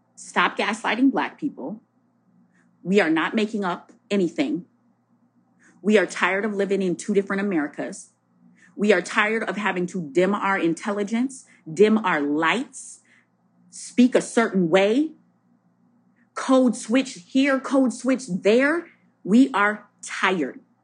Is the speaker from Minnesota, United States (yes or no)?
yes; Minnesota, United States; now in Alexandria, Virginia, United States; I'm from Minnesota, don't judge the way I say roof